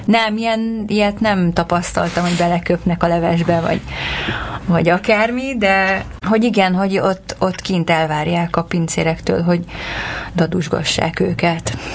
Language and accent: Hungarian; Larchmont, New York, United States; moved away as an adult; also born or lived in Hungary; now in Los Angeles, United States; Azelőtt meg New Yorkban mm, tanultam egyetemen, és ott nőttem fel.